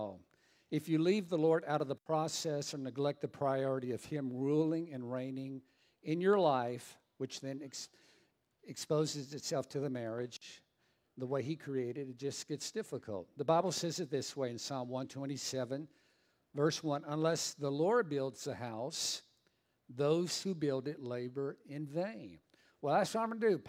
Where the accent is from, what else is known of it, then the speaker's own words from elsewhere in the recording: Southern Louisiana, United States; I'm from Southern Louisiana